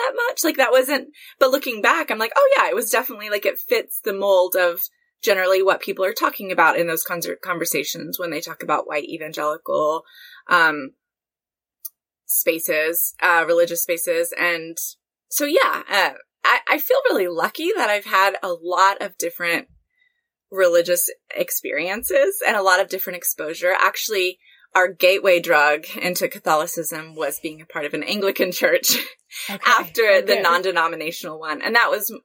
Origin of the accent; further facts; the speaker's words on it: Texas, United States; I grew up in Texas